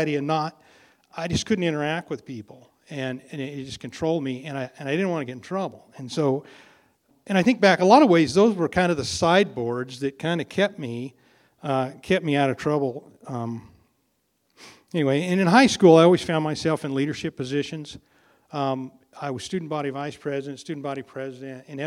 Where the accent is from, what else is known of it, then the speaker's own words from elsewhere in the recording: Elgin, United States; I was born here. I grew up in Elgin, and I grew up on a little ranch out there